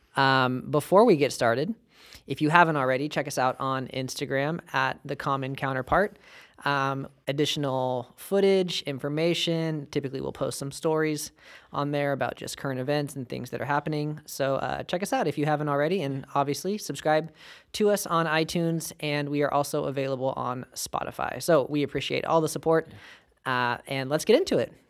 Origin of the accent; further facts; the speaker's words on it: United States; we're American